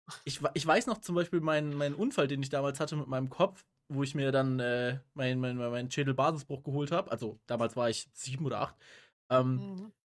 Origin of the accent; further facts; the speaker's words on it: Rhineland, Germany; bei uns im Rheinland